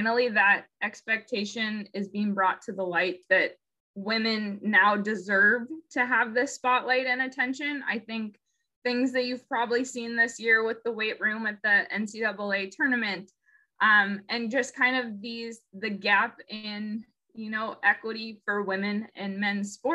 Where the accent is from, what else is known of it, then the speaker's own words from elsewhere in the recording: Seattle, Washington, United States; also born or lived in Chicago; I am from the Seattle area originally and played college basketball in Chicago